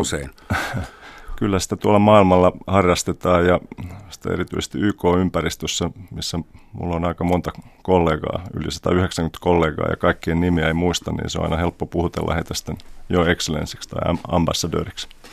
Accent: Finland; also born or lived in Germany; now in New York, United States; synnyin Saksassa, mutta jo kuusivuotiaana sitten muutin vanhempieni kanssa Suomeen ja Suomessa kävin kouluja ja, ja opiskelin

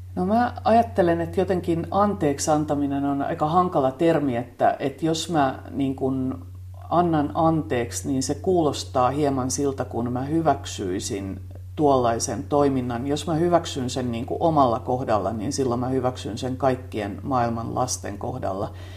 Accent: Tampere, Pirkanmaa, Finland; mä tulin Tampereelta ja mä olin kaupunkilaistyttä

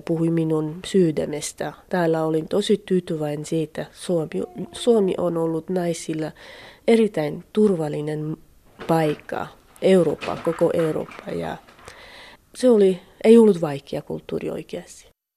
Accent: Iran; Finnish is a second language; moved away as an adult; now in Finland; mä itse lähtin Iranista kurdien kaupungissa

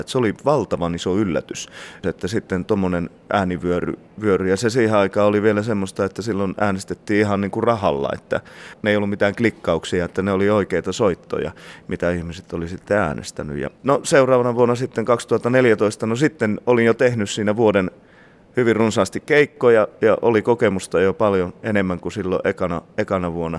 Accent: Sweden; mä oon syntynyt Ruotsissa

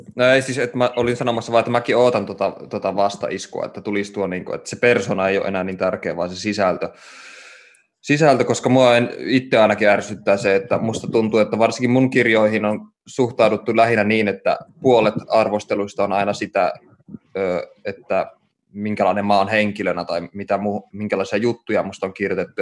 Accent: Oulu, North Ostrobothnia, Finland; mä oon syntynyt Oulussa ja saanut kasvaa siellä

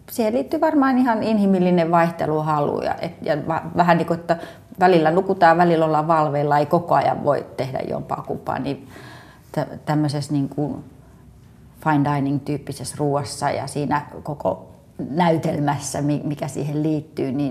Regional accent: Lahti, Päijät-Häme, Finland; kerroin, että mä oon Lahdesta tänne.

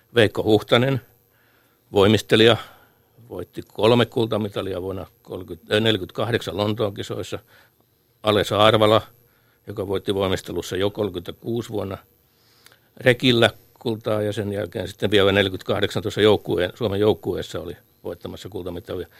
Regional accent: Lahti, Päijät-Häme, Finland; meille Lahden pikkupojille

